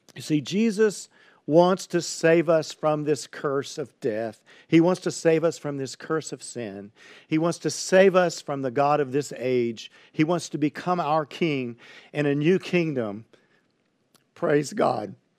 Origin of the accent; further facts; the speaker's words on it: Highlands, Texas, United States; I grew up in Highlands, Texas, on the east bank of the San Jacinto River